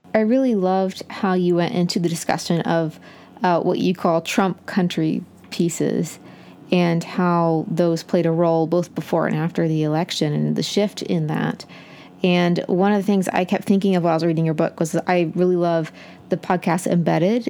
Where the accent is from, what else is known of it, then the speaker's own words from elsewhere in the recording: Appalachia, United States; we are both from Appalachia